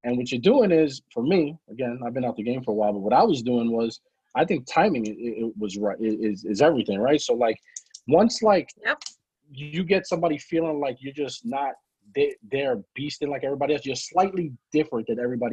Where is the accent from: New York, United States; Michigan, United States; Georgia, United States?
New York, United States; New York City; I'm from the Bronx